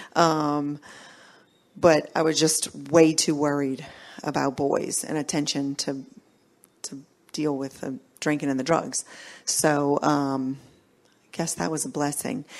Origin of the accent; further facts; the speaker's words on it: New Orleans, Louisiana, United States; I grew up here in New Orleans